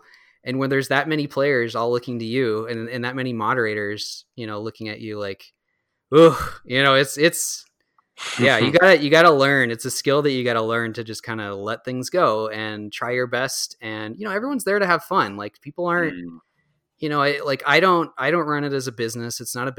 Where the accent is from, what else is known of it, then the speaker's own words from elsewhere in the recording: Minnesota, United States; I owe it to Minnesotans to to run it in my home state, because I haven't run it here yet.